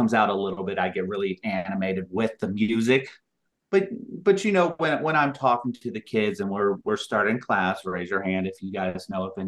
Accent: Cobb County, Georgia, United States; moved away as an adult; also born or lived in Utah / Salt Lake City, Utah; I'm actually originally from Georgia and Cobb County. So coming back to Barbara Middle School and Cobb County Schools was coming home for me

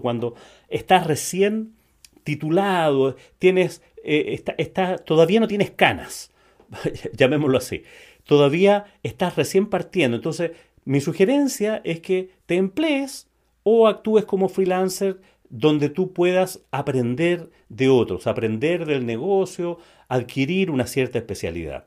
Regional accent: Chile; en Chile le decimos independiente

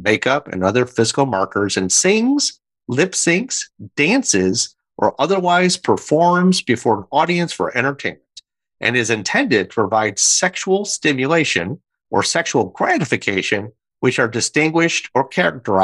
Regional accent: Michigan, United States; now in South Carolina, United States; my home state of Michigan

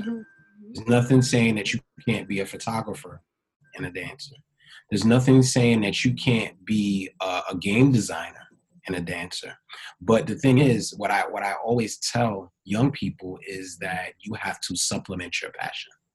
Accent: New York City, New York, United States; also born or lived in Hampton, Virginia; born and raised in Brooklyn, New York

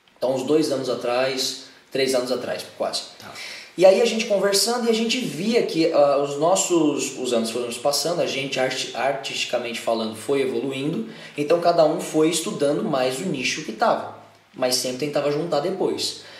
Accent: São Paulo, Brazil; sou daqui de São Paulo mesmo

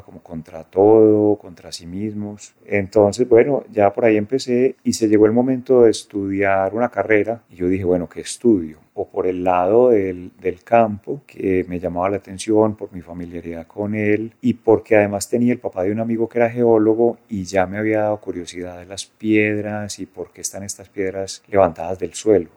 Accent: Medellín, Antioquia, Colombia; vinimos a vivir al poblado y ahí fue toda mi adolescencia

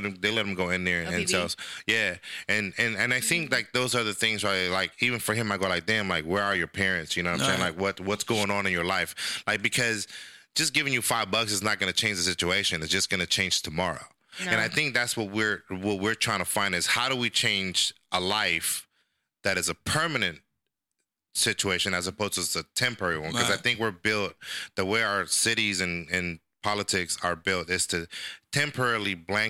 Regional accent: El Salvador; moved away; I'm from El Salvador

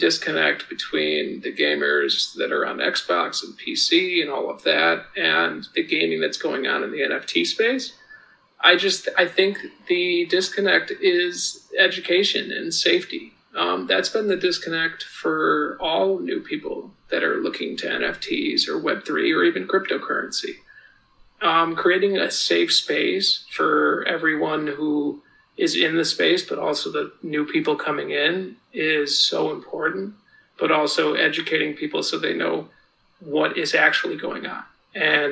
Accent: Hartford, Connecticut, United States; moved away; I'm originally from Hartford, Connecticut

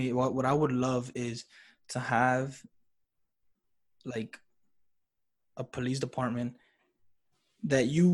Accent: New York City, New York, United States; Growing up in New York City

